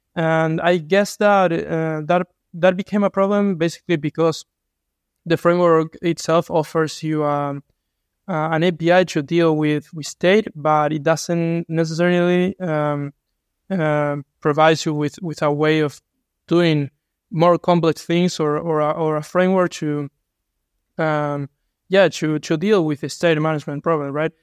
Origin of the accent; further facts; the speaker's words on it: Uruguay; I'm from Uruguay